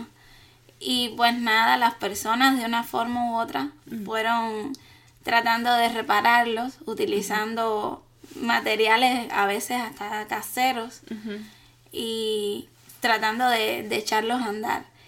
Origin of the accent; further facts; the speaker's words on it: Cuba; moved away as an adult; now in Beijing, China; soy de Cuba, tengo 30 años y hace dos años que estoy estudiando aquí en Beijing